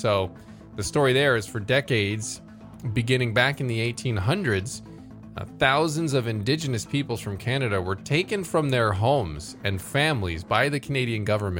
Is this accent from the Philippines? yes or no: no; Vietnam; English is a second language; moved away; we're from Vietnam. We're refugees. We come here looking for a new life with a new church here.